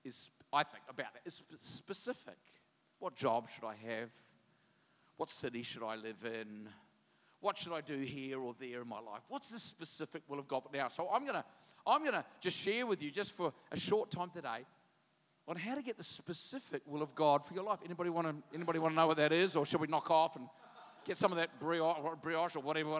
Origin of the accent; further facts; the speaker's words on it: New Zealand; I'm a Kiwi